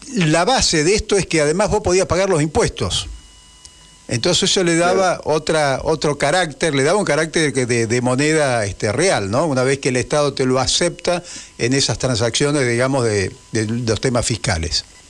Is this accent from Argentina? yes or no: yes; Argentina